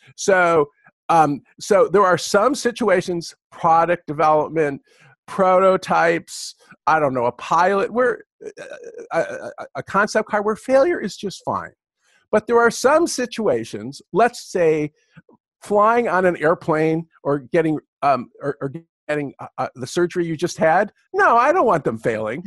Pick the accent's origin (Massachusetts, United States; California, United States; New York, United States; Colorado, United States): California, United States; also born or lived in Michigan; I'm a Californian